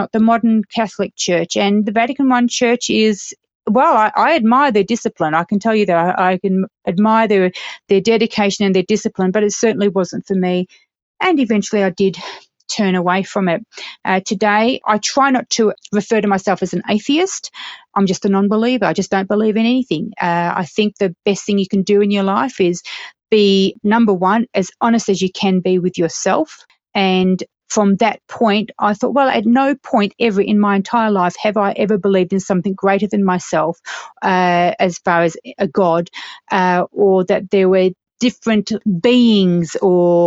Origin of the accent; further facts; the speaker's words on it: Australia; also born or lived in United Kingdom; now in Colorado, United States; I'm a British-born, Australian-raised female, presently living in the beautiful Colorado, United States